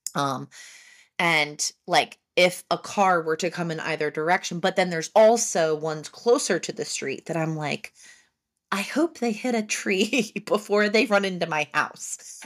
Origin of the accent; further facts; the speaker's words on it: Haddon Township, New Jersey, United States; I'm from Haddon Township